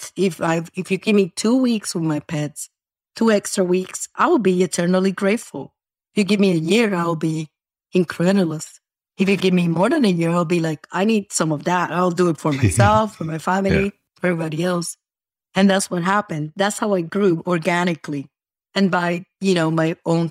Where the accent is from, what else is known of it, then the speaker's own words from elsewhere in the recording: Puerto Rico; also born or lived in New York; now in Florida, United States; I was born in New York and then I'm raised in Puerto Rico